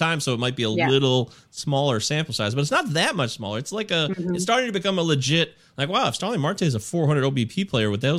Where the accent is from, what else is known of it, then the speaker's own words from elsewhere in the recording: Michigan, United States; also born or lived in Maryland; I grew up here in Michigan